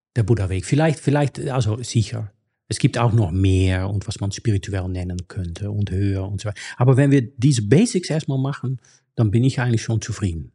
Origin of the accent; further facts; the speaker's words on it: Netherlands; German is a second language; moved away; ich bin in Niederlande aufgewachsen